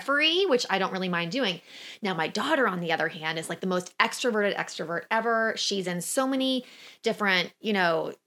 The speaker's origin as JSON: {"language": "English", "region": "Oklahoma", "country": "United States", "tie": "born or raised there", "said": "I have friends that I grew up with in Oklahoma that are still around"}